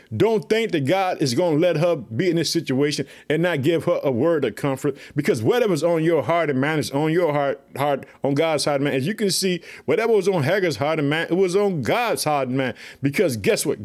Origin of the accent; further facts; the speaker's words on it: Chicago, Illinois, United States; the state of Illinois, which is my home state, I live in the city of Chicago